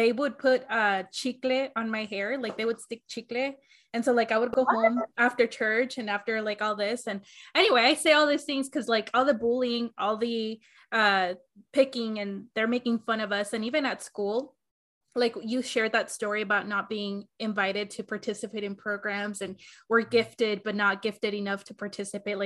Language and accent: English; Arizona, United States; I grew up in Arizona, and then I lived in the projects for the majority of like my high school years